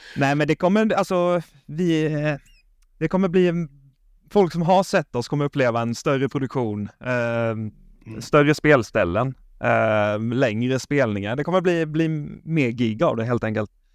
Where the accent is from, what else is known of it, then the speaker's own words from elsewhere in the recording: Småland, Sweden; Jag är ju från Småland, som ni kanske hör, jag låter som mm. Chewbacca i koma